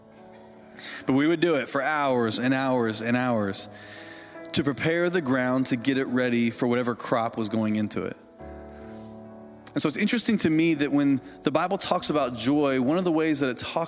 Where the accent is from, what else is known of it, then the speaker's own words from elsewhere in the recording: Indiana, United States; I grew up in Indiana on a farm, and my family raised hogs